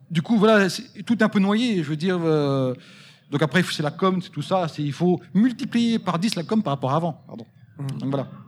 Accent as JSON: {"language": "French", "town": "Vigneux-sur-Seine", "region": "Île-de-France", "country": "France", "said": "je suis de Vigneux-sur-Seine."}